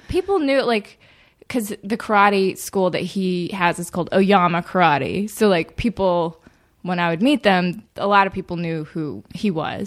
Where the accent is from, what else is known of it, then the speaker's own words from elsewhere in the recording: Birmingham, Alabama, United States; grew up in Birmingham, Alabama